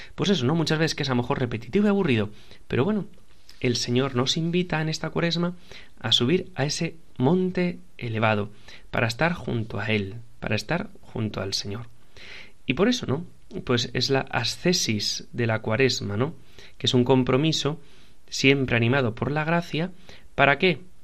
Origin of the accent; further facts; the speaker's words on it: Piedras Blancas, Asturias, Spain; de mi pueblo, de donde yo soy de Piedras Blancas